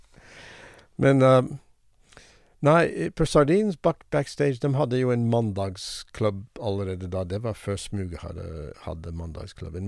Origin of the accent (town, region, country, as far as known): United States; Norwegian is a second language; moved away as an adult; also born or lived in Haugesund, Norway; now in Norway